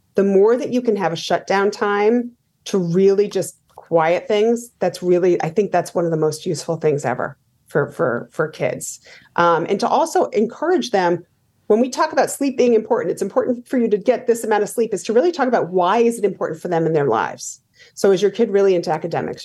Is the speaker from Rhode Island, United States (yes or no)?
yes; Rhode Island, United States; I grew up in Rhode Island